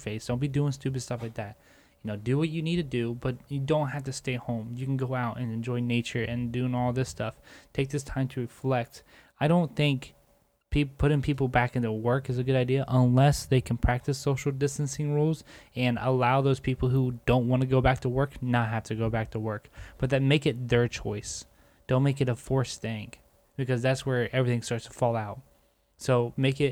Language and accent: English; United States; as American people